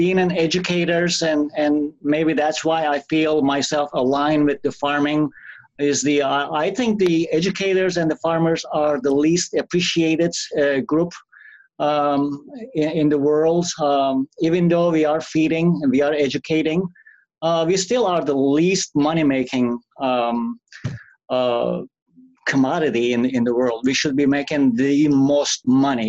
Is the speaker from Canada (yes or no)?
no; Turkey; English is a second language; moved away as an adult; also born or lived in Missouri; now in North Dakota, United States; being born in another country, I was born in Turkey.